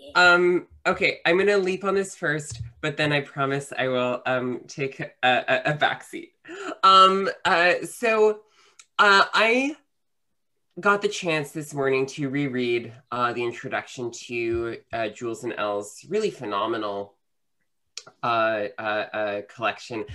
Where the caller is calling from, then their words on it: New York City, New York, United States; I am uh, calling from uh, Queens, New York